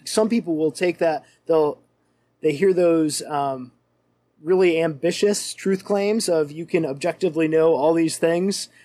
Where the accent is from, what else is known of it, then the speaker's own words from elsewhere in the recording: Western New York, United States; moved away as an adult; now in Milwaukee, United States; I'm a Western New York boy at heart